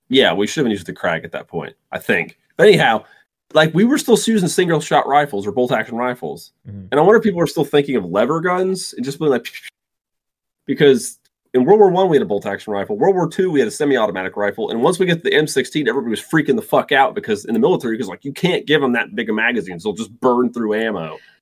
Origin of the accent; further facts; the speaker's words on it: United States; I am an American.